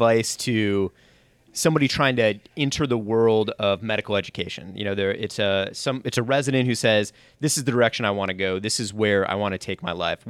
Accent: Chicago, Illinois, United States; I'm from Chicago

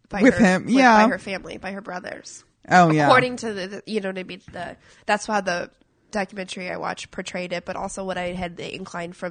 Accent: Midwest, United States; I have opinions on the Trump thing, uh, just from growing up in Middle America, and I firmly see how.

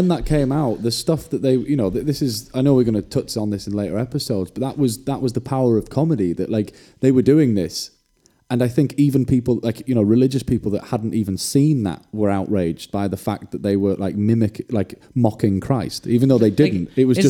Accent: Wales, United Kingdom; from growing up in Wales

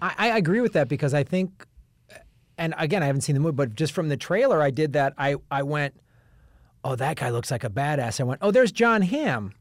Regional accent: United States; as an American

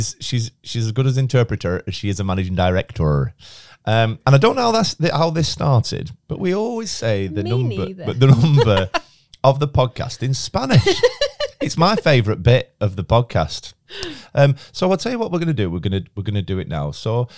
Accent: Chorley, North West England, United Kingdom; I'm 38 from Chorley.

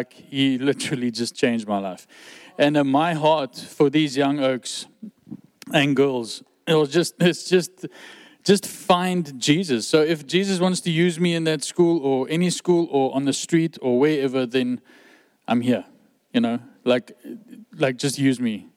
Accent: West Coast, Western Cape, South Africa; also born or lived in Durban; I was born in Durban, but I grew up on the West Coast.

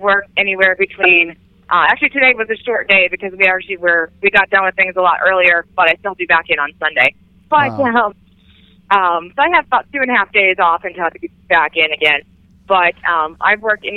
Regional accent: Pittsburgh, Pennsylvania, United States; that's my hometown. You know, that's where I grew up

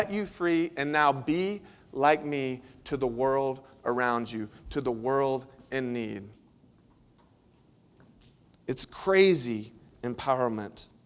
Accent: Central Florida, United States; When I was a kid, I grew up in Central Florida

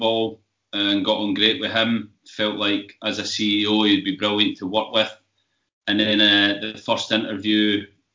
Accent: Scotland, United Kingdom; growing up in Scotland

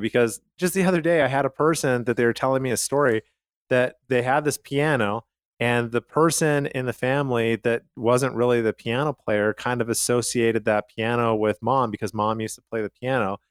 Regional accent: Calgary, Alberta, Canada; where I grew up in Calgary, Canada

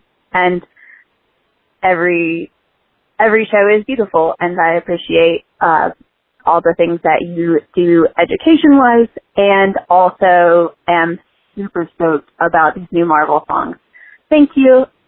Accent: West Virginia, United States; now in Charlotte, United States; And I am from West Virginia, but I live in Charlotte, North Carolina. So back when I lived in West Virginia

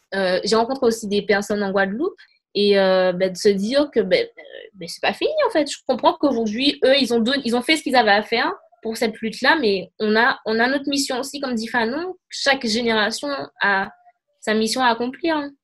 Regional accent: Martinique; je suis une Martiniquaise

